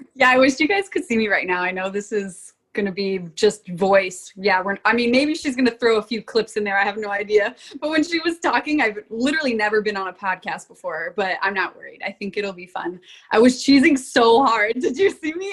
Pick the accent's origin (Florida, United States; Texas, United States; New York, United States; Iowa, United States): Florida, United States; moved away as an adult; now in Rock Island, Illinois, United States; I came from Florida